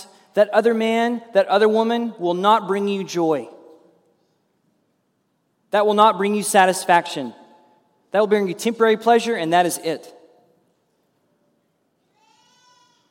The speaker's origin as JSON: {"language": "English", "town": "Ada", "country": "United States", "tie": "born or raised there", "said": "when I was growing up in Ada"}